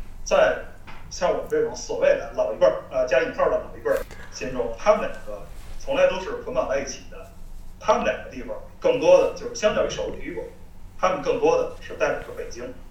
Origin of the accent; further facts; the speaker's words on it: Beijing, China; 在北京出生长大